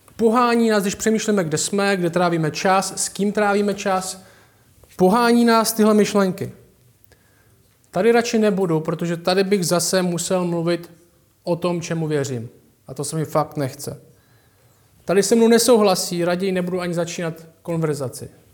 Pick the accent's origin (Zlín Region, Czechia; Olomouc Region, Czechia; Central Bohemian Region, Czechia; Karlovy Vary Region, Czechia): Olomouc Region, Czechia; Šumperk; Já jsem vyrostl v Temenici, v paneláku.